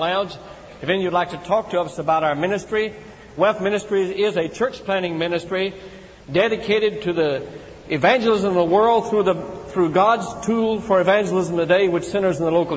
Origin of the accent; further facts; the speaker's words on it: Tennessee, United States; my brother and I grew up in Tennessee in a small church out in the country